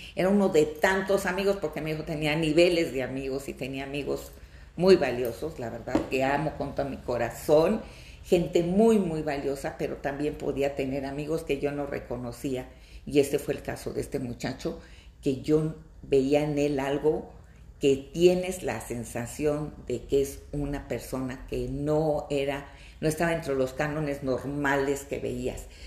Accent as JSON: {"language": "Spanish", "town": "Fresnillo", "region": "Zacatecas", "country": "Mexico", "said": "Yo soy de Zacatecas, de un pueblito, de un pueblo maravilloso que se llama Fresnillo, Zacatecas"}